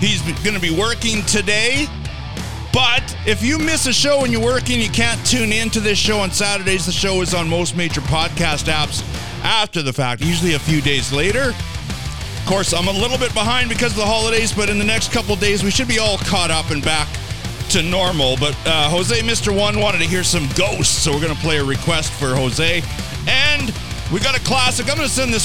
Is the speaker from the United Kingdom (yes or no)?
no; Canada; accent: Canadian; our Canadian accent